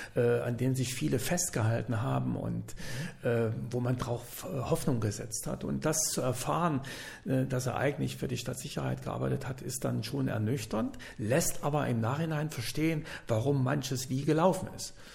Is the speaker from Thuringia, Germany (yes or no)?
yes; Jena, Thuringia, Germany; moved away as an adult; in meine Heimatstadt Jena